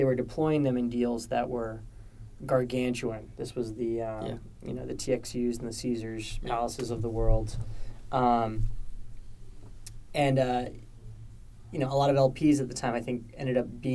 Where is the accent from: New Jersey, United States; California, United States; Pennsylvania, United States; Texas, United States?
California, United States; now in New York, United States; As a Californian, it's been just so nice to step outside and feel like I'm back in the Bay Area